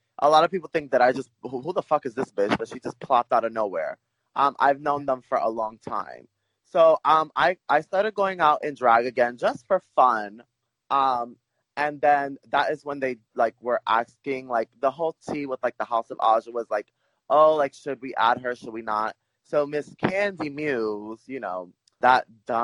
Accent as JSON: {"language": "English", "town": "New York City", "region": "New York", "country": "United States", "tie": "born or raised there", "said": "I'm from Brooklyn, New York, born and raised"}